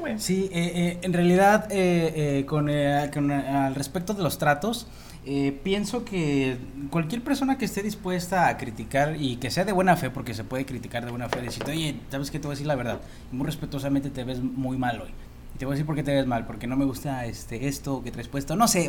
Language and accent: Spanish; Mexico; como mexicanos